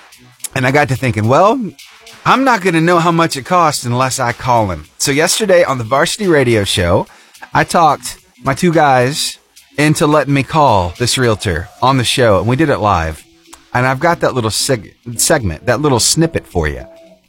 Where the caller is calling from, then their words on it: Alabama, United States; Alabama, in North Alabama.